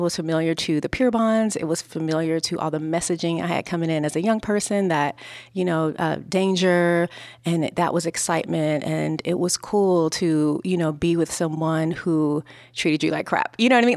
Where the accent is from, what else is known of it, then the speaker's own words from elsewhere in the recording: Los Angeles, California, United States; I was growing up in South Central Los Angeles